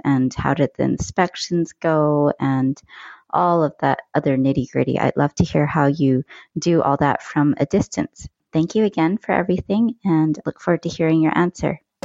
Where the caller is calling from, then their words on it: North Vancouver, British Columbia, Canada; I'm calling from North Vancouver in Canada